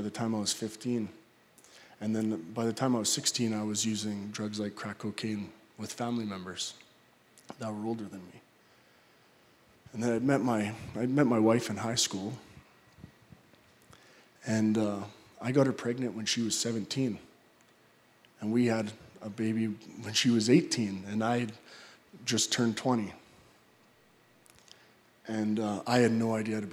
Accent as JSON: {"language": "English", "town": "Calgary", "region": "Alberta", "country": "Canada", "tie": "born or raised there", "said": "I'm from Calgary. I was actually born in the Grace Hospital here."}